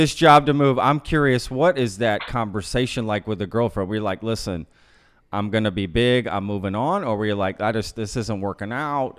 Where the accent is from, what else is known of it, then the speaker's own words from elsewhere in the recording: Grapevine, Texas, United States; also born or lived in Austin, Texas; Grapevine, Colleyville.